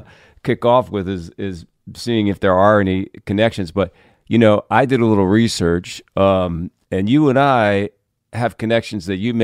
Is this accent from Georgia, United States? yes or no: no; New York, United States; I was in New York, being a New Yorker, and immediately went first to my daughter's school.